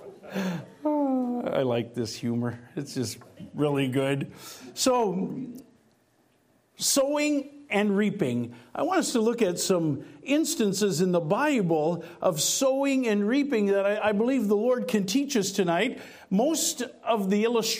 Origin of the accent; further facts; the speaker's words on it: North Dakota, United States; moved away; I was born and raised in North Dakota